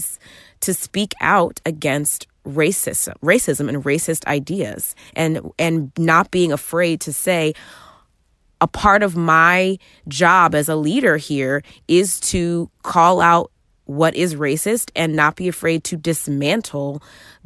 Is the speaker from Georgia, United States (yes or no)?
yes; Georgia, United States; now in Alexandria, Virginia, United States; my home state of Georgia